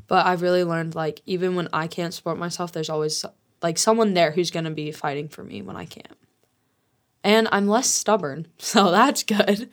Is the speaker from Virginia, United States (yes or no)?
no; Colorado, United States; also born or lived in Utah; I'm originally from Utah, and my dad got full custody of me, custody of me when I was five, and so I moved to Colorado